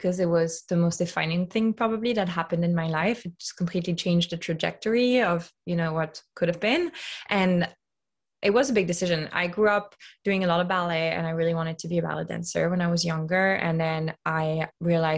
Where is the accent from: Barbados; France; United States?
France; Lyon, Auvergne-Rhône-Alpes; moved away; So I grew up in Lyon, which is a very food-centric city